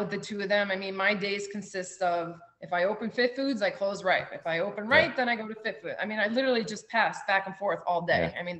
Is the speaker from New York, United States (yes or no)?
yes; New City, New York, United States; moved away as an adult; now in Boca Raton, United States; I'm from New City in Rockland County. So I know the city is 25 minutes away.